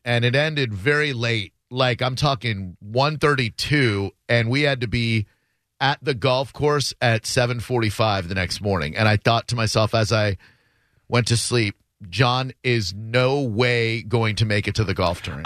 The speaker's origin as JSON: {"language": "English", "town": "New York City", "region": "New York", "country": "United States", "tie": "born or raised there", "moved": "yes", "said": "since I was born in New York"}